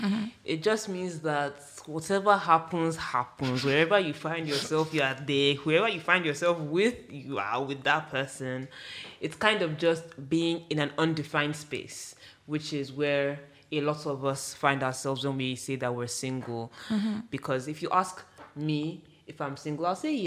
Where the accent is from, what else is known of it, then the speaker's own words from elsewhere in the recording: Nigeria; our history as Nigerians, I mean, me, I'm speaking from Yoruba culture